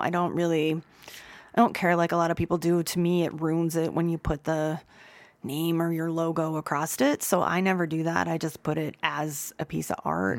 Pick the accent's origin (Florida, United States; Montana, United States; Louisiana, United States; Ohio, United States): Ohio, United States; Youngstown; moved away as an adult; also born or lived in Kent, Ohio / New Orleans; now in Boulder, United States; I'm from Youngstown, Ohio.